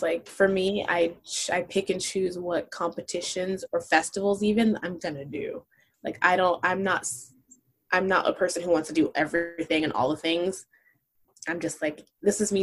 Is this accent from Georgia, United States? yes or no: no; Los Angeles, California, United States; I have a different experience growing up in Los Angeles than as a Black person